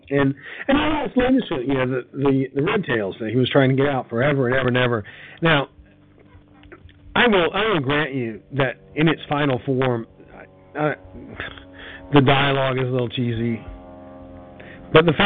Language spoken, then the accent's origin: English; United States; as an American